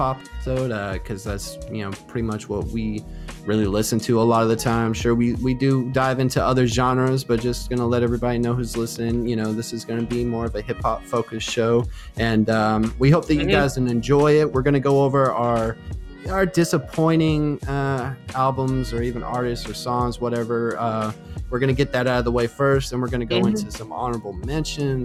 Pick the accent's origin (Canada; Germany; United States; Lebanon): United States; Maine; now in Alabama, United States; my family and I, we're from Maine. We're New Englanders